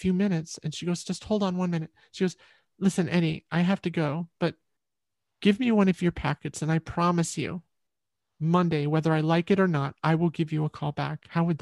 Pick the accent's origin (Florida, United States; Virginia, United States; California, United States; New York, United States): New York, United States; Liberty; You know Liberty, New York? That's where I'm from